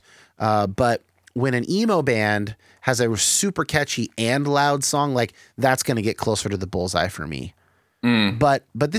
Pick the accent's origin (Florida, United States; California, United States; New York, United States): California, United States; Bay Area; I grew up in the Bay Area